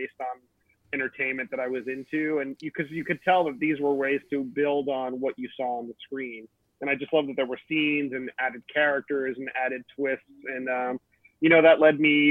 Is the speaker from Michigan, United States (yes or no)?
no; Miami, Florida, United States; I'm from Miami